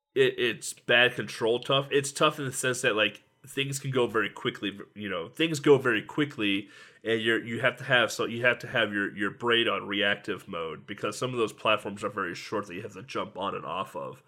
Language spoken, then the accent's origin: English; United States; I'm an American